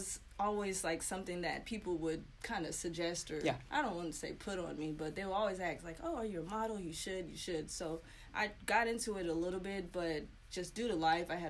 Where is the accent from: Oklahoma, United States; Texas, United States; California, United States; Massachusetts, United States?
California, United States; San Diego; also born or lived in Orlando, Florida; I was born there. My dad was in the Navy, but I was raised primarily in San Diego.